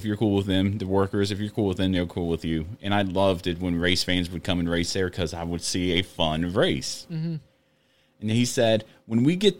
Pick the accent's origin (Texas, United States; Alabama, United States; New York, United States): Alabama, United States; Dothan; moved away as an adult; I'm from Dothan, Alabama.